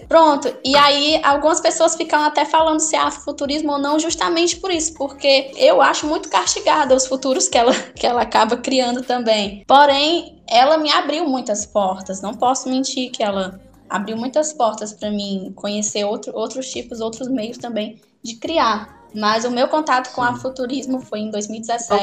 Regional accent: Ceará, Brazil; Eu sou cearense

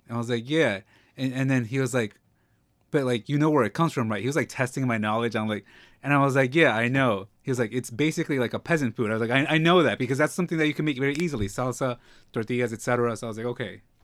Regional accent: New York, United States; also born or lived in Mexico (ancestry); I'm from New York, but I'm Mexican

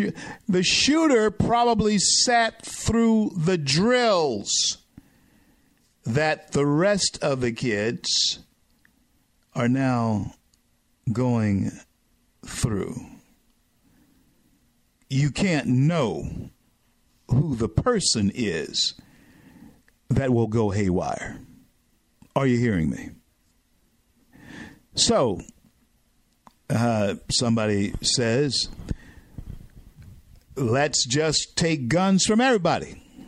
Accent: Southern United States, United States; I'm a Southerner.

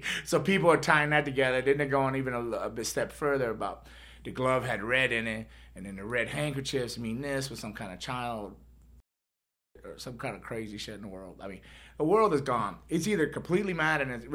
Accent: United States; born or raised there

